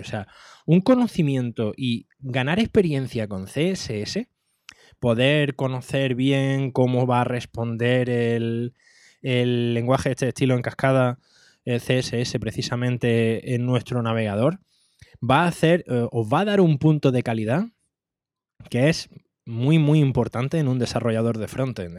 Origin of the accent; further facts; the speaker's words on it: Andalusia, Spain; soy andaluz